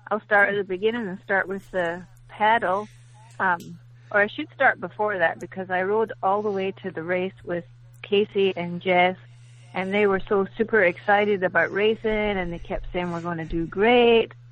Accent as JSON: {"language": "English", "region": "Scotland", "country": "United Kingdom", "moved": "yes", "lives_now": "Lexington, United States", "said": "Um, I live in Lexington. I'm from Scotland originally"}